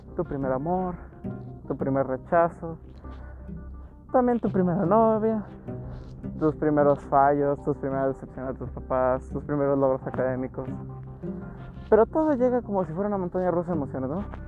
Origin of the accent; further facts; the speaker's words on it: Nuevo León, Mexico; soy de Nuevo León, el hermoso estado que es famoso por la carne asada